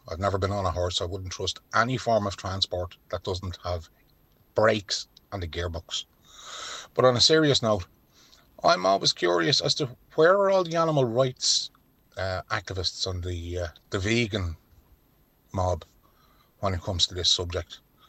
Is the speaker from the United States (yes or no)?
no; Dublin, Leinster, Ireland; I was born and reared in Finglas very long time ago